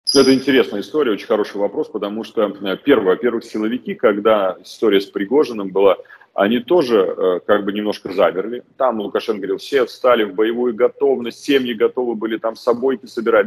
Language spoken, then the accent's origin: Russian; Belarus; moved away; как просто белорус